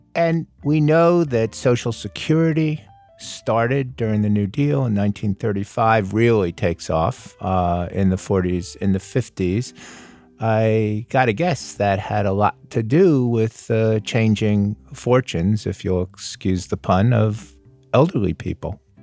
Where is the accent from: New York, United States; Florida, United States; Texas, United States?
Florida, United States; Coral Gables; I grew up in Karl Gables, outside of Miami